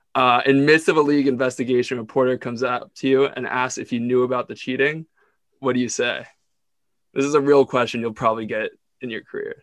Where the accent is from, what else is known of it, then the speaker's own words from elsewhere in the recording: Ontario, Canada; I grew up in Ontario